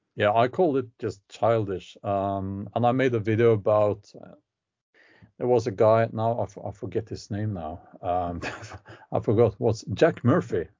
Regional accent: Oslo, Norway; I grew up outside of Oslo, but in that um, that uh, county

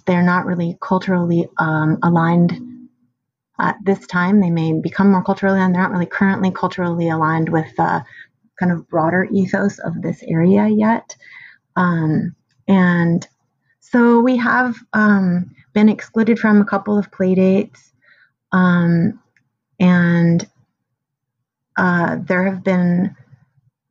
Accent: San Francisco, California, United States; I grew up in San Francisco, where that was a lot of my childhood experience.

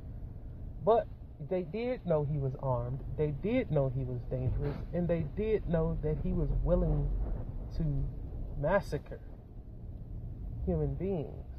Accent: United States; as American citizens

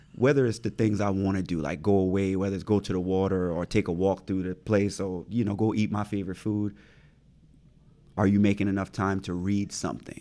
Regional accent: Pineville, South Carolina, United States; Growing up where I grew up in Pineville, in the low country of South Carolina

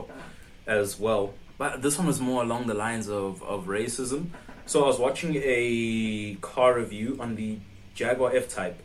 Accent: South Africa; I'm from South Africa

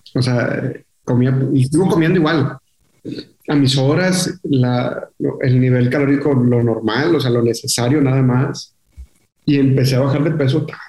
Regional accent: Monterrey, Nuevo León, Mexico; yo nací aquí en Monterrey, te digo, eh, y toda la vida estuve viviendo en, la colonia Mitras Norte

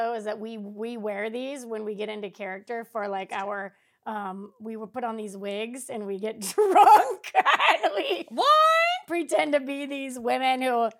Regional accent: Indiana, United States; we're from the Midwest. She's from Ohio. I'm from Indiana.

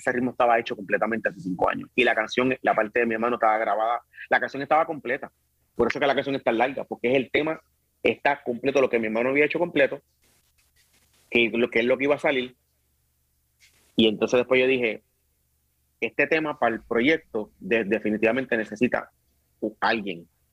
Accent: Bayamón, Puerto Rico; also born or lived in Río Piedras / Carolina; nací en Río Piedra. Me crié mi primera parte de mi, de mi edad en Carolina, y después en Bayamón

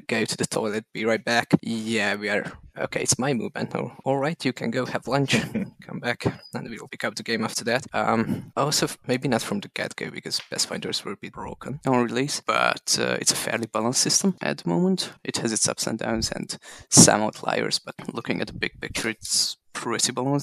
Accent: Hungary; I come from Hungary.

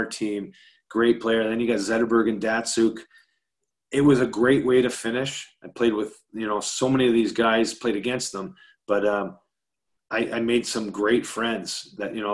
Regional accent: Canada; I'm Canadian

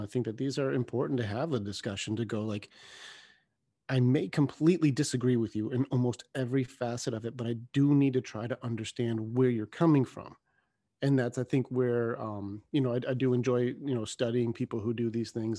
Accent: United States; we're American

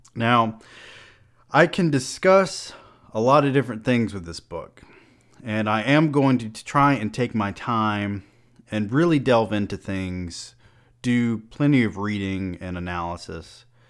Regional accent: Georgia, United States; I am also a rural southern man. I grew up in Georgia

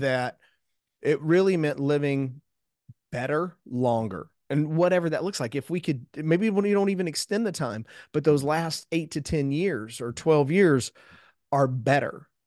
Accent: South Houston, Texas, United States; I grew up in South Houston, south of Houston, Texas

